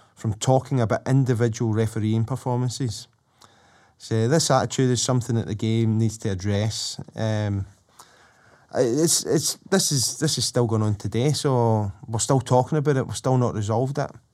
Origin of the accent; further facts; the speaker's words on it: Glasgow, Scotland, United Kingdom; I come from Drumchapel, and, um, the house I lived in for the first twelve years of my life